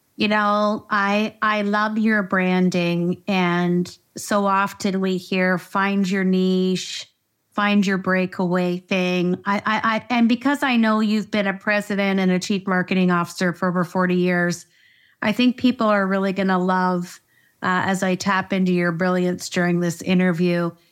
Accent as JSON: {"language": "English", "country": "Canada", "said": "I am Canadian. I'm a proud Canadian"}